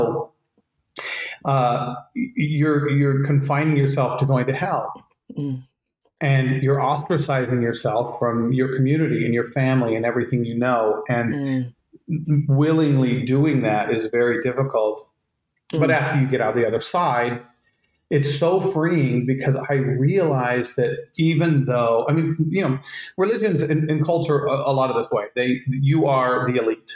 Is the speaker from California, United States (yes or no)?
no; Utah, United States; I grew up in Utah for the most part, in a small town